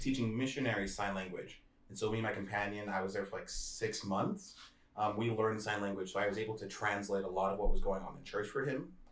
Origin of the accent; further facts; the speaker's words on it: United States; I'm American, so I don't actually speak Zulu